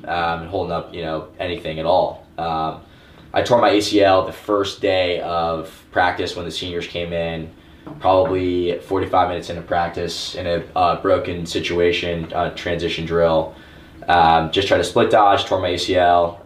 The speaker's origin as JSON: {"language": "English", "area": "Orange County", "region": "Florida", "country": "United States", "said": "I'm from Orange County, Florida."}